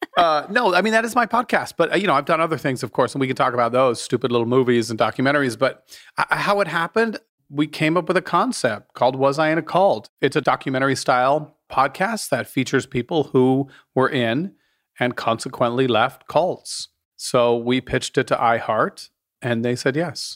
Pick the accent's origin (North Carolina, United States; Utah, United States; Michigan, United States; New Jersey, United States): Utah, United States; I was raised in Utah. Big ass Mormon family